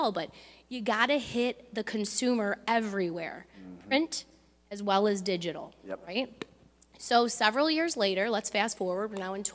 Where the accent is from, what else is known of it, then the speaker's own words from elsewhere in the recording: Belleville, Michigan, United States; my hometown, which is Belleville, just located between Detroit and Ann Arbor.